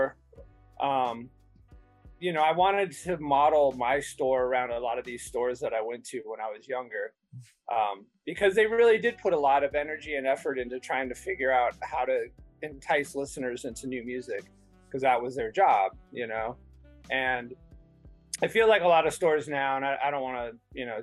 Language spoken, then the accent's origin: English; Bay Area, California, United States; now in Chicago, United States; in California that I grew up in the Bay Area